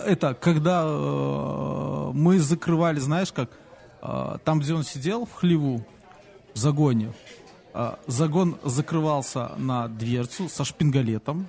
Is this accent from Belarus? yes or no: yes; Belarus; мы, наверное, из Беларуси